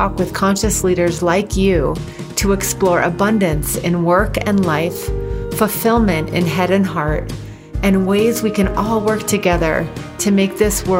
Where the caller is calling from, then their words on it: Park City, Utah, United States; I am calling in from HeartSpace, our retreat center in beautiful Park City, Utah, in the mountain town